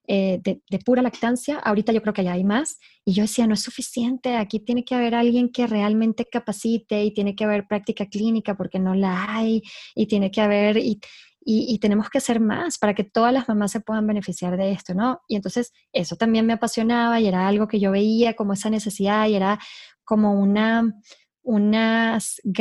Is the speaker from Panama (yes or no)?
no; Venezuela; accent: hybrid; now in Mexico; Yo soy, por si me oyen un acento híbrido, soy de Venezuela.